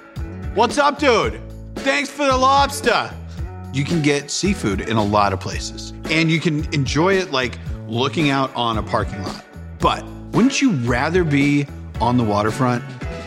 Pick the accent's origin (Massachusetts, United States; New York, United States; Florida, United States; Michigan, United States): Massachusetts, United States; Sandwich; moved away; I'm from Sandwich, Massachusetts. It's a little town on Cape Cod. We have three stoplights. When I was there, we had three stoplights. I think there's five now.